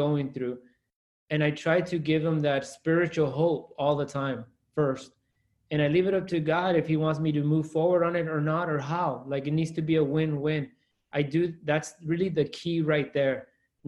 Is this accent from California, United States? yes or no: yes; Salinas, California, United States; That Salinas is my hometown